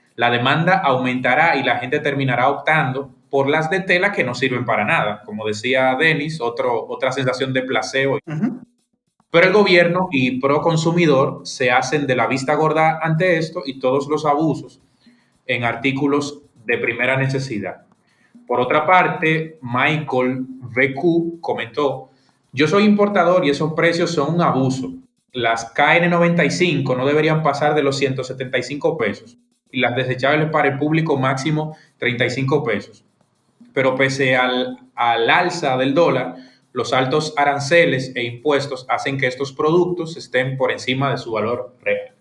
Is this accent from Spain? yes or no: no; Dominican Republic; soy un dominicano